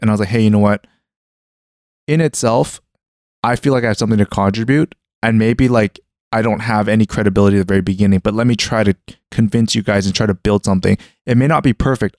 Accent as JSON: {"language": "English", "country": "Canada", "tie": "born or raised there", "moved": "yes", "said": "growing up in Canada in the middle of, like, nowhere"}